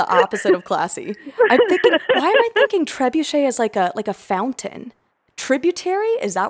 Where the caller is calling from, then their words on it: Columbia, South Carolina, United States; I'm calling you from Columbia, South Carolina.